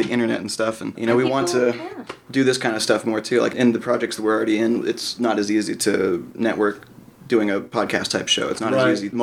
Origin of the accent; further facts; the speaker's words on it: Anaheim, California, United States; also born or lived in Norco, California; now in Medford, United States; I'm from Norco and Anaheim, Orange County area.